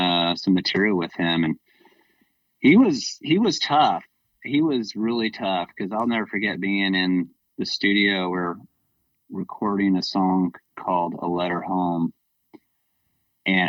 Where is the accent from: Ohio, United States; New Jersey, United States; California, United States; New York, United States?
California, United States; Southern; moved away as an adult; now in Bay Area, United States; I'm originally from Southern California. And I moved up here to the Bay Area once it was 94, 95, somewhere in there. And my time growing up in Southern California